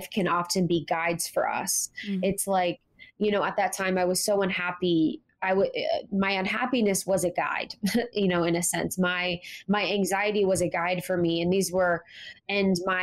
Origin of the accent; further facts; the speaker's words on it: Ohio, United States; Growing up in Ohio